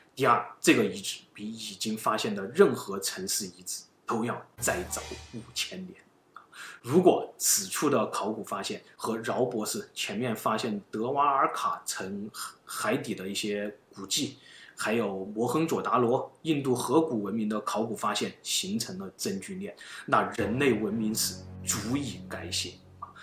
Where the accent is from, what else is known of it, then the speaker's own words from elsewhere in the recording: China; 我们中国人